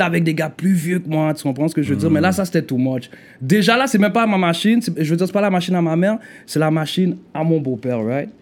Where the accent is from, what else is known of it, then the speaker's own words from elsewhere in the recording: Montreal, Quebec, Canada; also born or lived in Port-au-Prince, Haiti; j'ai grandi dans le Nord.